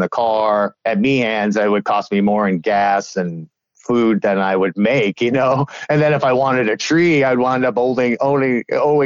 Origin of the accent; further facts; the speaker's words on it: Long Island, New York, United States; moved away as an adult; also born or lived in Colorado / Florida; now in Chicago, United States; I grew up in New York, Long Island, New York